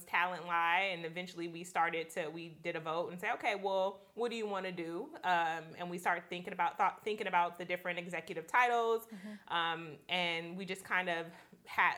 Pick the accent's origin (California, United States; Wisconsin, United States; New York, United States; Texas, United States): California, United States; Gardena; now in Los Angeles, United States; I'm from Gardena, closer to the Inglewood area.